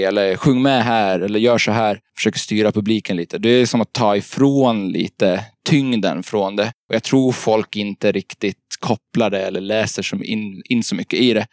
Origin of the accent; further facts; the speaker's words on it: Gotland, Sweden; also born or lived in Småland / Gothenburg; now in Stockholm, Sweden; Jag är från Gotland från början. Och har bott lite i Småland och Göteborg, men nu bor jag i Stockholm.